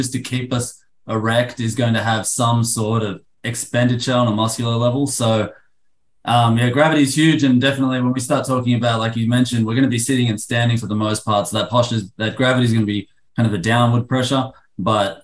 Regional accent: Sydney, New South Wales, Australia; moved away as an adult; also born or lived in Arlington, Texas; now in United States; I'm originally from Sydney, Australia. I came over here to America.

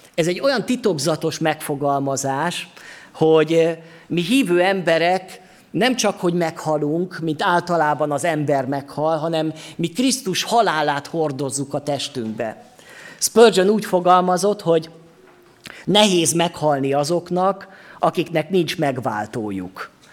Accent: Sopron, Győr-Moson-Sopron, Hungary; now in Gyula, Hungary; itthon vagyok én most Gyulán, de lehet, hogy otthon érzem magamat Sopronba, mert ott van az én otthonom, ott nőttem föl

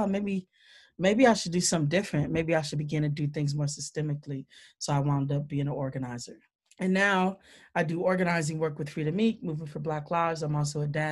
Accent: Milwaukee, Wisconsin, United States; moved away as an adult; now in Madison, United States; I'm born and raised in Milwaukee, Wisconsin

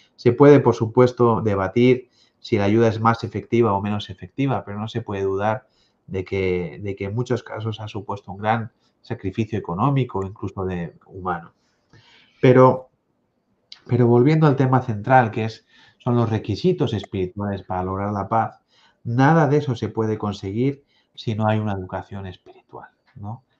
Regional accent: Spain; Aquí en mi tierra también, además de la lengua española, la lengua catalana

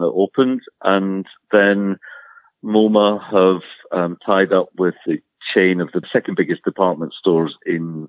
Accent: Scotland, United Kingdom; accent: Scottish; You may have got from my accent that I'm Scottish

